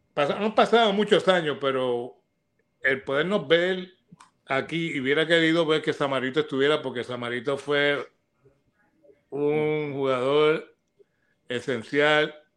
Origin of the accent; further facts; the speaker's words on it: Arecibo, Puerto Rico; also born or lived in United States; en el pueblo donde yo nací, pero yo salí de ahí este, a los cinco años para Estados Unidos. Regreso a Recibo a la edad de diez años.